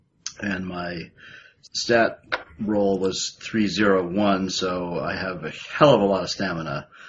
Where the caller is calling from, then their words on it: Massachusetts, United States; I'm calling in from Western Massachusetts.